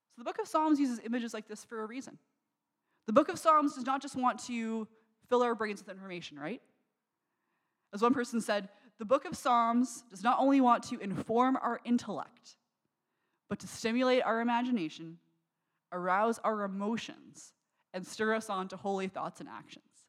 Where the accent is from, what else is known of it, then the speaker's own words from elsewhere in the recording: Niagara, Ontario, Canada; I grew up in Niagara